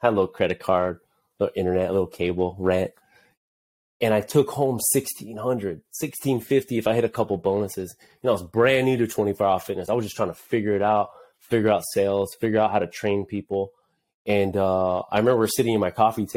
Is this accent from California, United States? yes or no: yes; Anaheim, California, United States; also born or lived in Santa Ana, California; I was born in Santa Ana